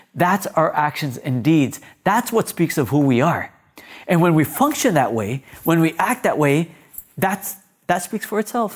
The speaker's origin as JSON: {"language": "English", "town": "Mississauga", "region": "Ontario", "country": "Canada", "tie": "born or raised there", "also_born_or_lived": "Punjab, India", "said": "Growing up in Malta, I lived on Victory Crescent"}